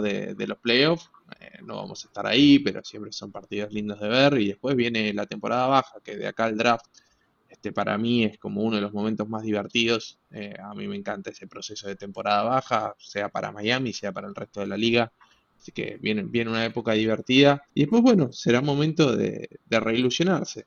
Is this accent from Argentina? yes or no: yes; Argentina; como argentino, como latino, como hispanohablante